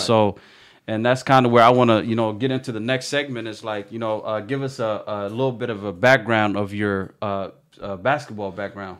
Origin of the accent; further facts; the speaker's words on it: Kent, Washington, United States; I grew up in Kent